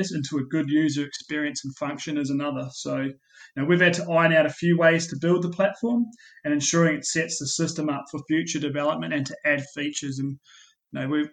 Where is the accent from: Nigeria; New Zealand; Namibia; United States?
New Zealand; now in Australia; you may have picked up my accent, and I was born in New Zealand